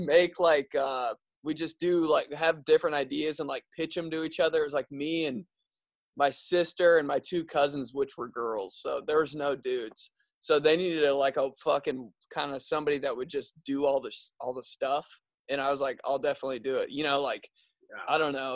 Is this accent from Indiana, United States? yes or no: yes; Indianapolis, Indiana, United States; I'm a comedian from Indianapolis